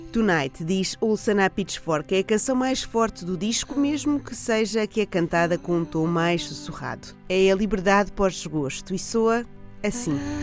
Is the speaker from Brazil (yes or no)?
no; Portugal; Como bons portugueses